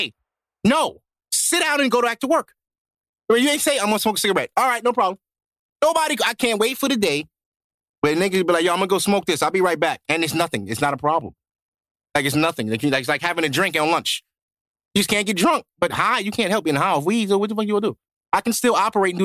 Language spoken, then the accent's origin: English; New York City, New York, United States; I'm from Brooklyn, too, man. I'm from Canarsie